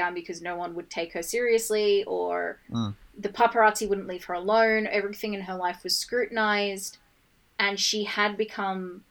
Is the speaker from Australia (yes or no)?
yes; Australia; we're Australian